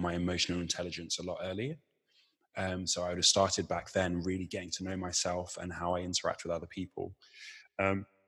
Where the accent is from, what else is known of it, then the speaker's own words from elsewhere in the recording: Chichester, South East England, United Kingdom; I grew up in West Sussex. I went to school in West Sussex in Chichester